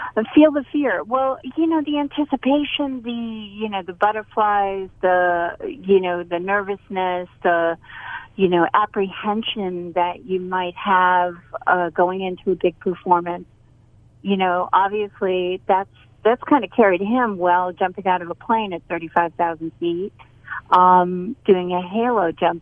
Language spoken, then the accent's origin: English; Boston, Massachusetts, United States; now in North Carolina, United States; I'm from Boston.